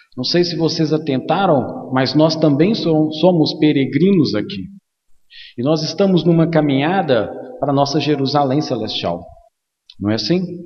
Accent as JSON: {"language": "Portuguese", "town": "Timóteo", "region": "Minas Gerais", "country": "Brazil", "tie": "born or raised there", "said": "Quando eu era pequeno, aqui em Timóteo mesmo"}